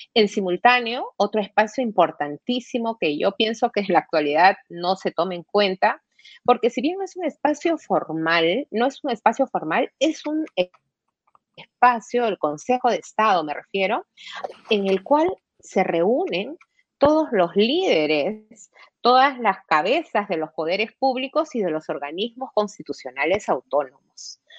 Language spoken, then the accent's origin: Spanish; Peru; como peruana